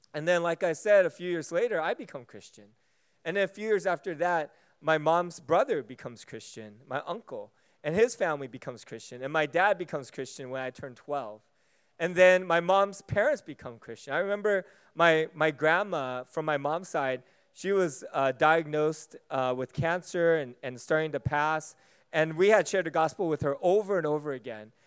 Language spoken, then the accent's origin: English; United States; Being American